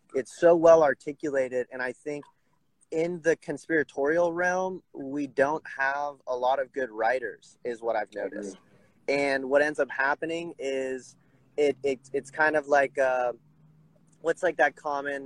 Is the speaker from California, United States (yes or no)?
yes; Huntington Beach, California, United States; moved away as an adult; also born or lived in Bend, Oregon; I'm actually calling from Huntington Beach, California. So okay. I've been living in Bend, Oregon, the past couple years, but uh, kind of came home amid this whole pandemic thing